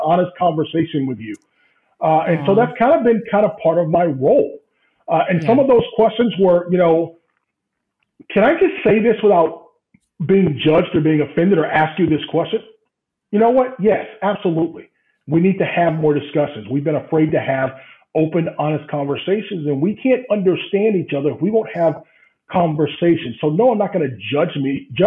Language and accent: English; Central Florida, United States; moved away as an adult; now in Grove City, United States; I'm from Central Florida